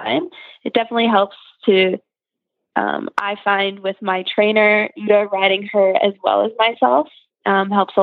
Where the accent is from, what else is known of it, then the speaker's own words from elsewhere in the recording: Rockwood, Ontario, Canada; I'm from Rockwood, Ontario in Canada.